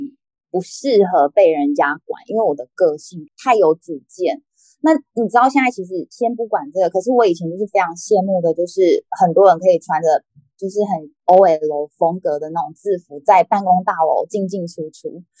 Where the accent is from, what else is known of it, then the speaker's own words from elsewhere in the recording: central-southern Taiwan, Taiwan; 其实我们就是中南部人，我们就是喜欢就是诚信，然后大方